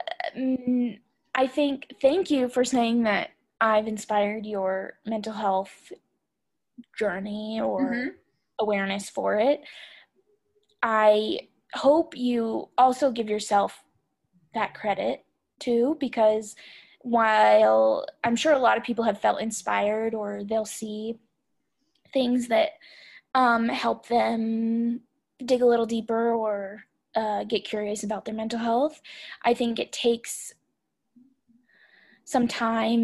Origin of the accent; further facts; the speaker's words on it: Idaho, United States; I'm from Idaho